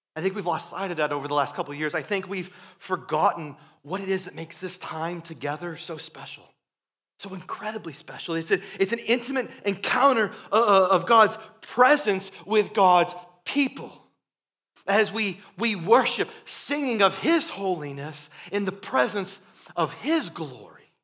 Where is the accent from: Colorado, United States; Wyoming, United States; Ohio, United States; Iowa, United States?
Iowa, United States; growing up in Iowa, we would occasionally have, uh, B fifty twos flying overhead